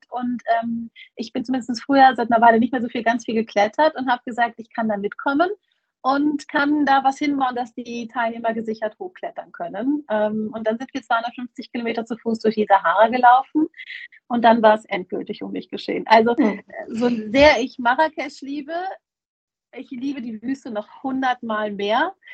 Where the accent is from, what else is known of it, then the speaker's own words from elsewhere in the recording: Germany; also ich bin …, ich komme ursprünglich offensichtlich aus Deutschland, ähm, lebe aber jetzt oder vielmehr pendel seit vier Jahren ungefähr zwischen Marokko und äh, Deutschland.